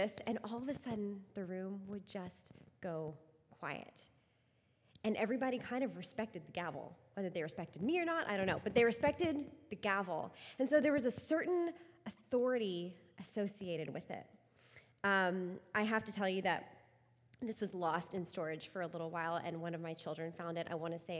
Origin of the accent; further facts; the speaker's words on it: Texas, United States; moved away; I grew up in Texas